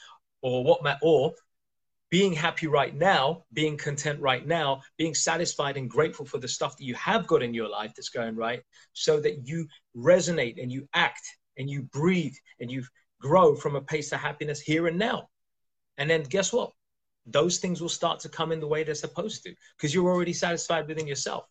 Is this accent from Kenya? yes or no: yes; Kenya; moved away; also born or lived in India; I was born in East Africa. I was born in Kenya. And I've been back to India, my homeland, so many times.